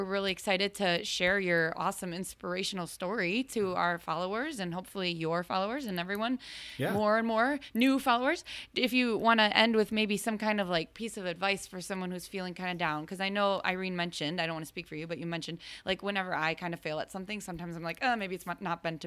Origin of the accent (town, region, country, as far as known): Chicago, Illinois, United States; born or raised there